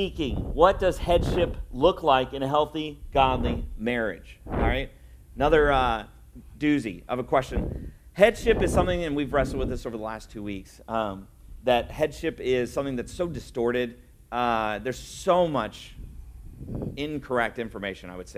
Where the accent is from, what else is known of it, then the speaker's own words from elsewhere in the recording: Indiana, United States; also born or lived in Louisville, Kentucky; I grew up in Indiana